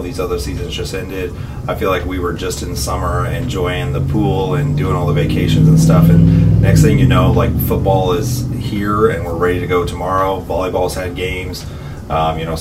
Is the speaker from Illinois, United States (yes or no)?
yes; Jacksonville, Illinois, United States; I'm born and raised in Jacksonville, went to Jacksonville High School